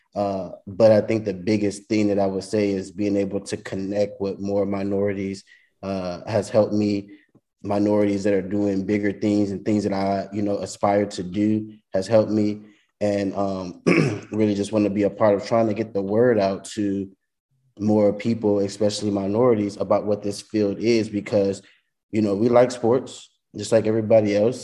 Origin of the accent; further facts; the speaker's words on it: Louisiana, United States; also born or lived in San Marcos, Texas; I'm originally from Louisiana, so I was able to come home.